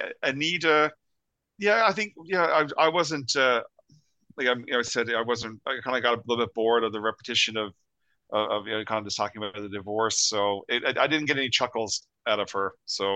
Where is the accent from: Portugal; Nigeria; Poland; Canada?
Canada; Being Canadian, because that's an anthem. You know, anyone of our like of this generation would know that song.